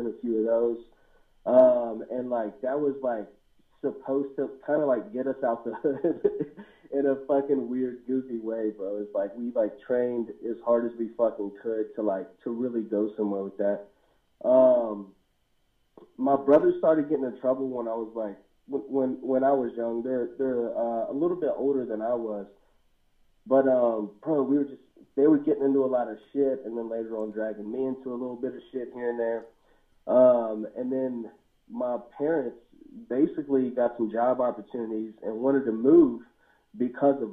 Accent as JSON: {"language": "English", "town": "Waynesboro", "country": "United States", "tie": "born or raised there", "said": "I was born in Waynesboro and in a place on New Hope Road initially"}